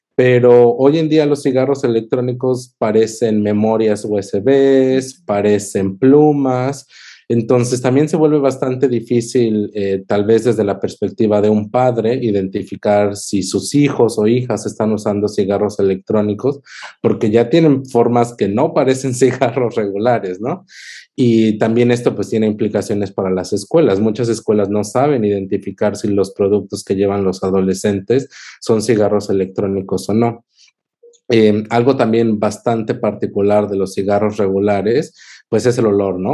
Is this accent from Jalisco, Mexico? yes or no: no; Cuernavaca, Morelos, Mexico; moved away as an adult; also born or lived in Kansas City, United States / New Jersey, United States; now in Rochester, United States; en Cuernavaca, que es de donde yo soy